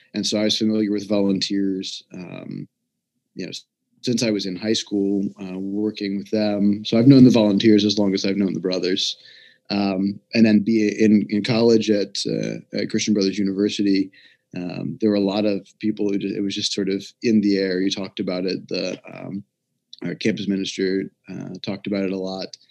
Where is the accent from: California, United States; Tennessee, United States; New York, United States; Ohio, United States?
Tennessee, United States; Memphis; I'm from Memphis, Tennessee originally